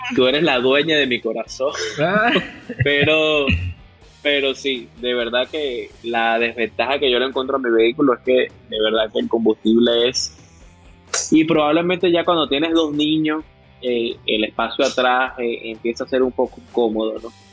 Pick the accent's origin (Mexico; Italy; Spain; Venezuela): Venezuela; now in Dominican Republic; yo orgullosamente yo soy venezolano, pero así lo digo, orgullosamente yo vivo acá en República Dominicana